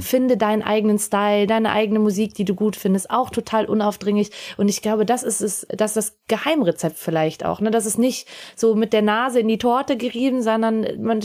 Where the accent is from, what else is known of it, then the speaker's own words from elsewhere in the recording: Salzburg, Austria; als Salzburgerin